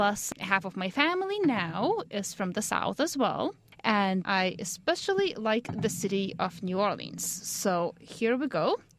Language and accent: English; Lithuania; now in United States; Basically, in Lithuania, I knew I wanted to do some sort of medicine or science.